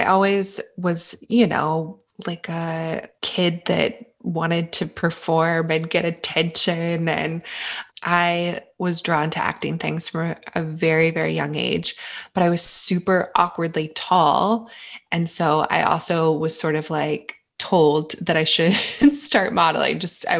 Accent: Tulsa, Oklahoma, United States; moved away as an adult; also born or lived in Boston / Los Angeles; I'm originally from Tulsa, Oklahoma. And I left Tulsa, went to Boston, moved to LA to pursue entertainment stuff. And then I found myself pregnant and wanting to be back in Oklahoma.

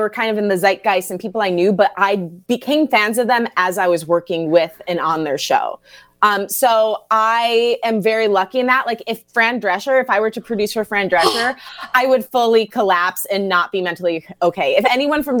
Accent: Grosse Pointe, Michigan, United States; I was born and raised in Grosse Pointe.

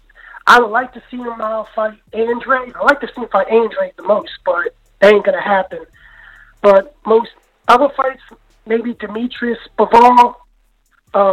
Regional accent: Philadelphia, Pennsylvania, United States; I'm from Philly and I'm Irish

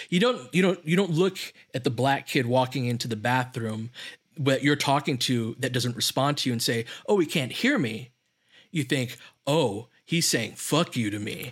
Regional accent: Littlerock, California, United States; I grew up in Little Rock, California, and Little Rock is on the other side of San Gabriel Mountains that we all look at from L

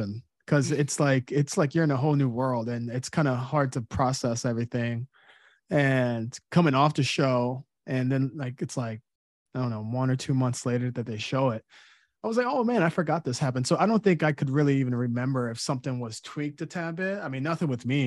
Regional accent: Southern Illinois, United States; also born or lived in Chicago, United States; now in New York City, United States; I'm originally from Southern Illinois

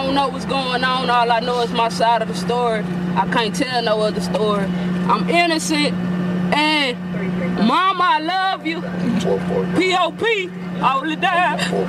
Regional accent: Port Arthur, Texas, United States; Man, I'm from Port Arthur, Texas, and I'm a female.

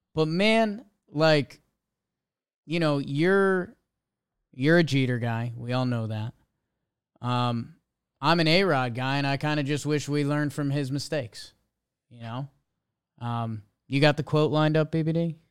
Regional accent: United States; being an American

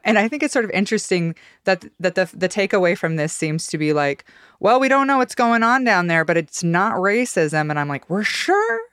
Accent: Boise, Idaho, United States; moved away; my hometown is, is hosting him

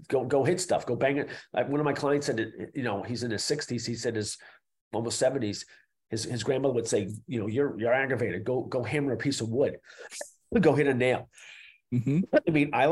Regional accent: Boston, Massachusetts, United States; I'm from Boston

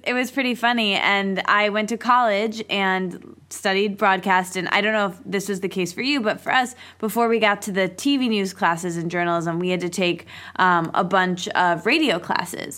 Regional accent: Michigan, United States; I grew up in Michigan. I'm still in Michigan

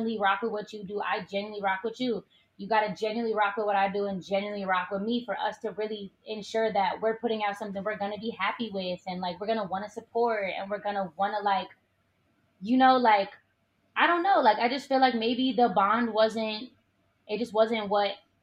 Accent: Oakland, California, United States; growing up in Oakland

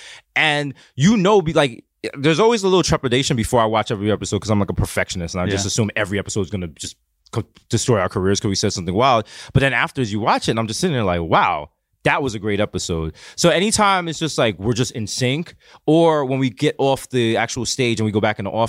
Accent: New York City, New York, United States; growing up in the Bronx

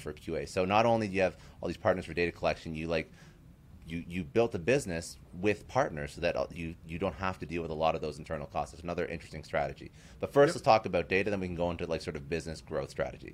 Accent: Canada; I'm Canadian

